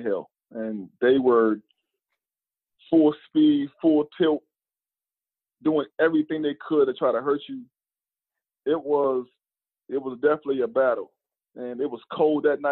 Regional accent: North Carolina, United States; moved away as an adult; they took me back to North Carolina, back to my hometown

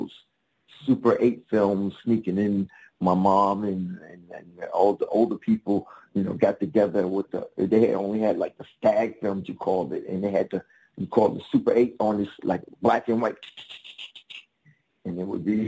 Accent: New York, United States; Originally from New York, Harlem. Near the Apollo, between the Apollo and Central Park. That's where I live.

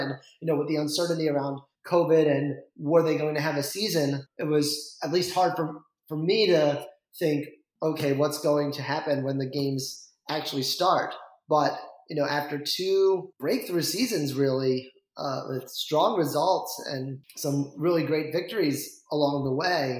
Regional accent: Vermont, United States; I grew up in Vermont for a while. And I think I was like one of five people in my high school who cared about college football.

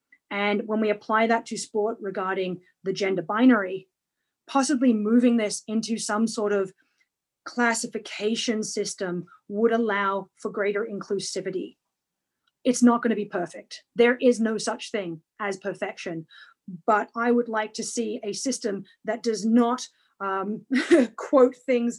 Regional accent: Canada; then in Canada excelled in javelin, ironically, javelin isn't a Paralympic event. Discus is. So now as a Canadian Paralympian and discus thrower

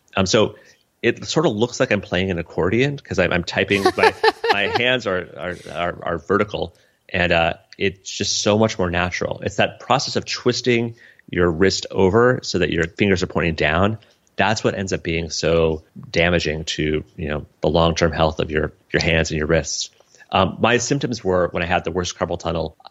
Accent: Colorado, United States; It was my childhood. It was growing up in Colorado

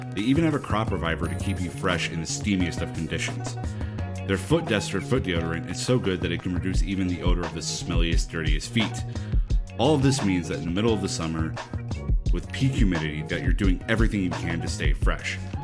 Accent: United States; As an American

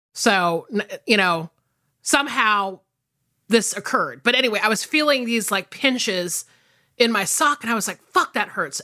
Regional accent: United States; also born or lived in Atlanta, Georgia / South Carolina; I grew up in the South, obviously, like, either between suburban Atlanta and rural South Carolina

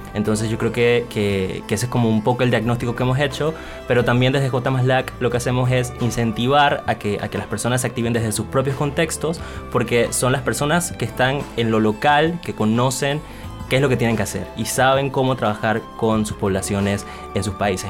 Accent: Panama; now in Bogotá, Colombia; soy de Panamá y pues efectivamente estoy en Bogotá en este momento

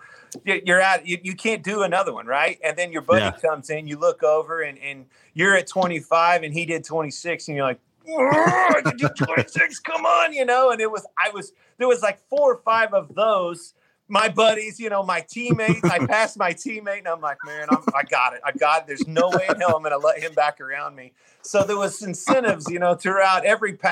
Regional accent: Kansas, United States; growing up in Kansas

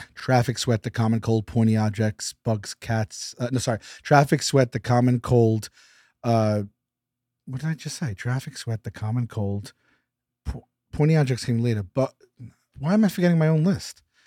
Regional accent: New York City, New York, United States; Born and raised in Staten Island, New York.

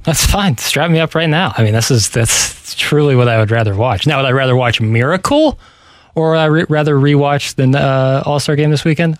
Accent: St. Louis, Missouri, United States; I'm from St. Louis, Missouri.

